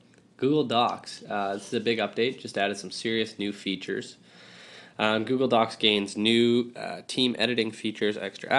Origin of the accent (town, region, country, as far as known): Canada